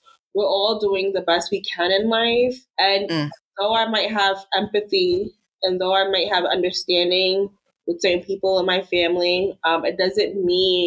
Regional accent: New York, United States; moved away as an adult; now in Tulsa, United States; I'm a New Yorker. I'm from New York

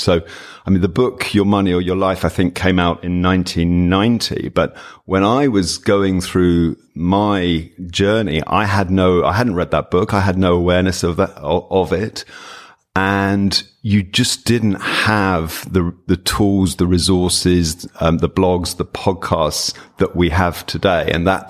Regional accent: United Kingdom; I mean, certainly as a Brit, when I went to America

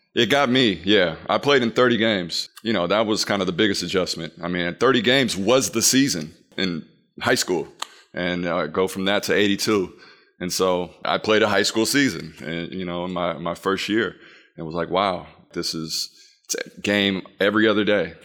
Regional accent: Peoria, Illinois, United States; growing up in Illinois

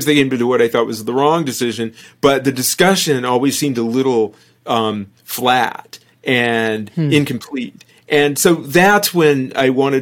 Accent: Fresno, California, United States; We grew up in Fresno, California

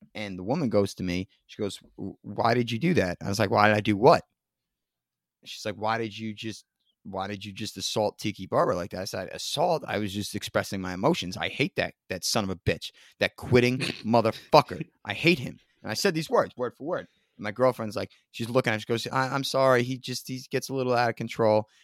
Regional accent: New Jersey, United States; accent: Jersey; I'm not from New York, I'm from North Jersey. It's a Jersey accent, it's not New York

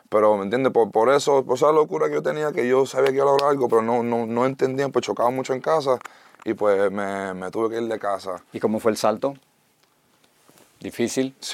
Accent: United States; born there; first language en; Spanish is a second language; Es un poco loco eso de haber nacido en Estados Unidos, mi primer idioma es inglés y haber hecho todo esto en español.

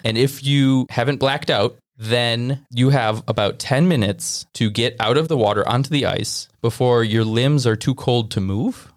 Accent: Wisconsin, United States; we're from Wisconsin

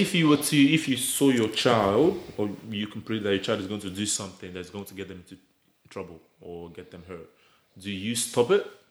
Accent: Nigeria; now in Australia; we grew up in Nigeria. We came to Australia

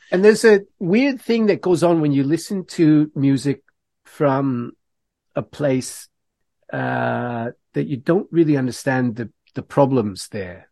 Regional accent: Canada

